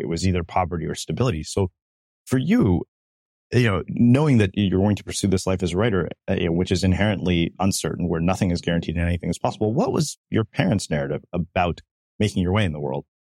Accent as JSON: {"language": "English", "region": "South India", "country": "India", "said": "we're from South India"}